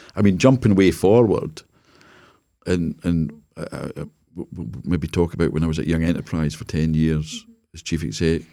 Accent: Jedburgh, Scotland, United Kingdom; So I was brought up in Jedburgh

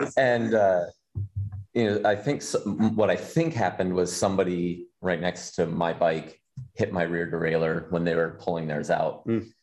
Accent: Des Moines, Iowa, United States; Des Moines, which is right like my hometown

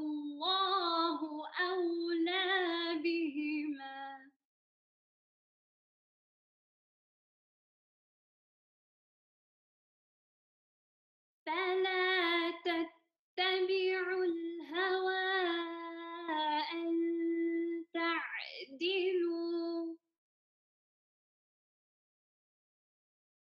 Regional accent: Glasgow, Scotland, United Kingdom; I'm from Glasgow, Scotland, and this is where I grew up

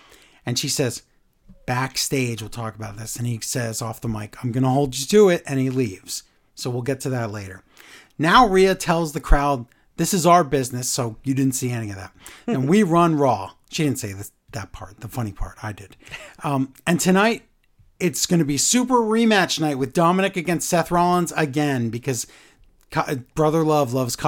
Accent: Canada; with Punk visiting my home country of Canada

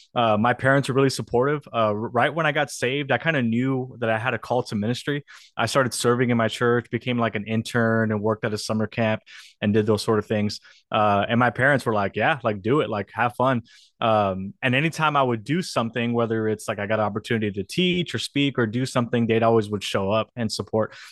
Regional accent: South Texas, United States; also born or lived in New York City; I got the opportunity to be a student pastor in, in my hometown.

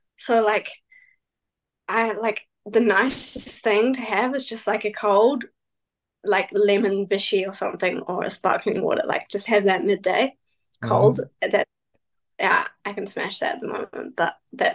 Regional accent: New Zealand; my hometown in New Zealand

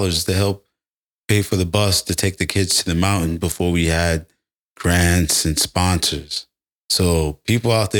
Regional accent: New York City, New York, United States; born and raised in Brooklyn, Bed-Stuy, Brownsville

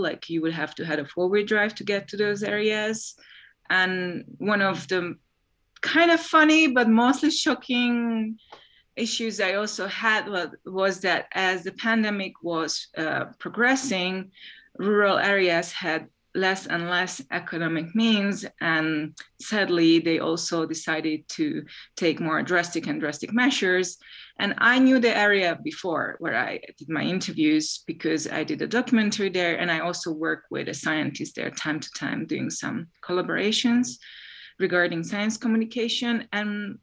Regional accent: Hungary; now in Ecuador; I am a science journalist and documentary filmmaker based in Ecuador, but I'm originally from Hungary.

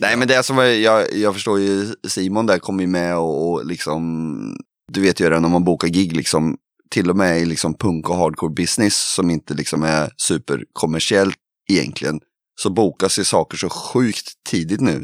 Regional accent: Kristinehamn, Värmland, Sweden; vi kommer ju från Kristinehamn i Värmland då.

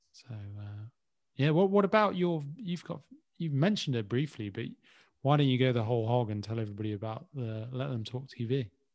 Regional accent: Birmingham, West Midlands, United Kingdom; now in London, United Kingdom; coming from Birmingham

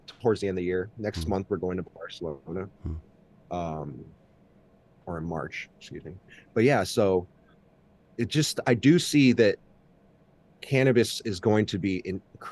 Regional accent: United States; first language Mandarin; I was born in America

